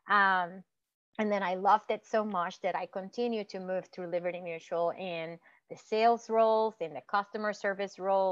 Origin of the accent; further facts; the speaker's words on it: Puerto Rico; moved away; I grew up in Puerto Rico